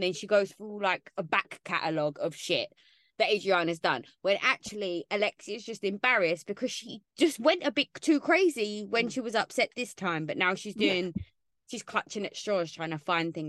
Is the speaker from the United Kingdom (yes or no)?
yes; London, United Kingdom; I grew up in London.